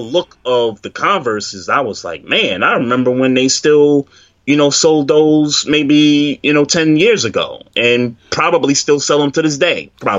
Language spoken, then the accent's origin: English; New York City, New York, United States; growing up in New York City at that time